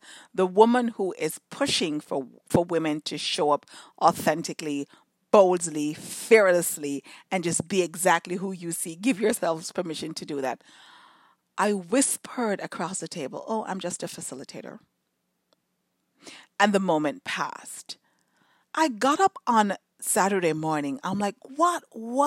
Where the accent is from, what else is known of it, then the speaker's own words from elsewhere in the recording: Jamaica; moved away; in Jamaica, when I was growing up in Jamaica